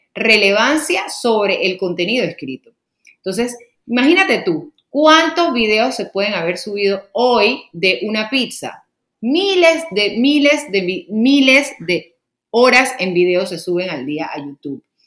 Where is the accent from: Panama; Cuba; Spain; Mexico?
Panama; aquí en mi país, Panamá